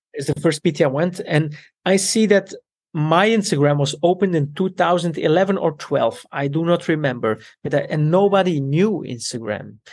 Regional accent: Antwerp, Flanders, Belgium; also born or lived in Italy; I grew up in Belgium with my Italian parents

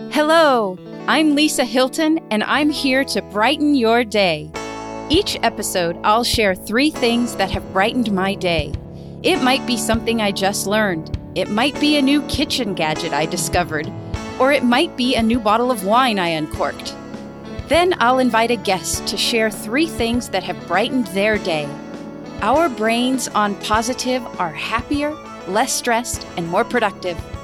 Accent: Alaska, United States; Growing up in Alaska, I thought our house was pretty cool because we had a sauna downstairs in our basement

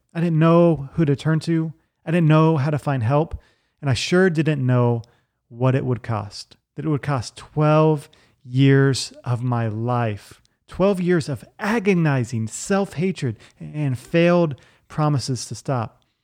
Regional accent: Virginia Beach, Virginia, United States; I grew up in Virginia Beach, Virginia

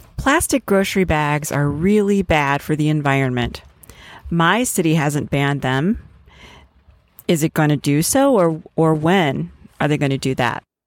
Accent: Wisconsin, United States; my home state of Wisconsin

